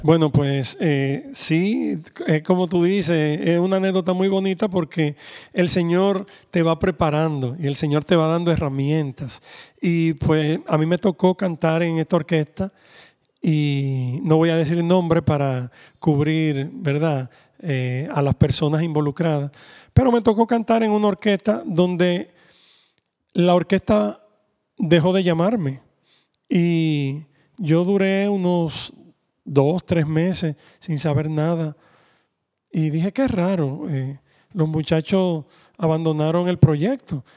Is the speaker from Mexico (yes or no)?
no; Dominican Republic; como somos dominicanos, pues siempre teníamos un merengue